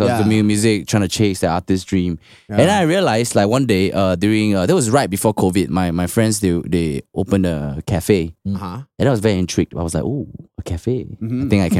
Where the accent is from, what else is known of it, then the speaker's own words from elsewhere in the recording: Singapore; I grew up in Bukit Panjang Ring Road.